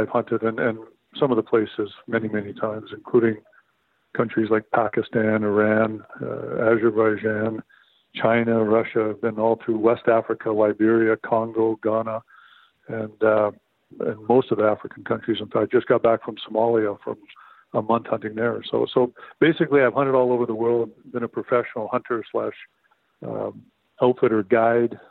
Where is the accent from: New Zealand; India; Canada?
Canada; Saskatchewan; I grew up in Saskatchewan, Canada